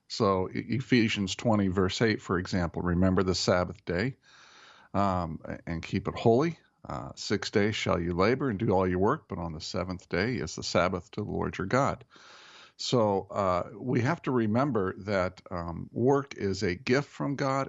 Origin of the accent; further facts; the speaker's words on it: Indianapolis, Indiana, United States; moved away; Indianapolis, which is my hometown. as, as you know, I grew up there